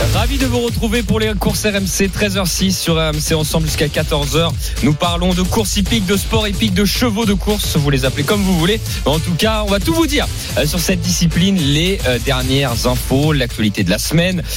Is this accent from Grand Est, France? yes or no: no; Normandy, France; je suis né en Normandie